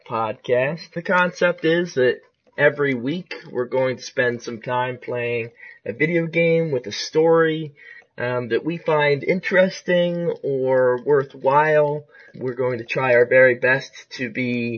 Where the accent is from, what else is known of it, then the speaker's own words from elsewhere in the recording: Ohio, United States; also born or lived in Pensacola, Florida; I'm an Ohio native. Well, I was born in Florida, but not there anymore